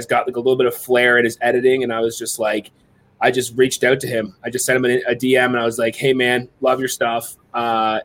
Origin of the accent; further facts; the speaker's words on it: Waterdown, Ontario, Canada; my hometown. It was like a little skating loop in Waterdown